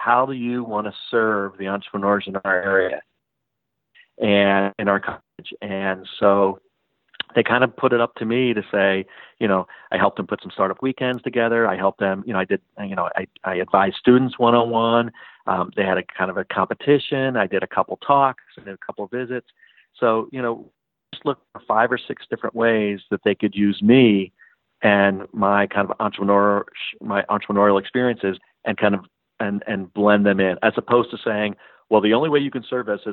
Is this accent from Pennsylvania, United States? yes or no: yes; Philadelphia, Pennsylvania, United States; now in Raleigh-Durham, United States; I'm from Philly